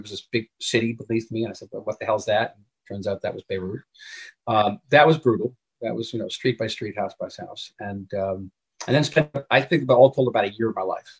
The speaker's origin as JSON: {"language": "English", "region": "New Jersey", "country": "United States", "tie": "born or raised there", "also_born_or_lived": "New York", "moved": "as an adult", "lives_now": "Israel"}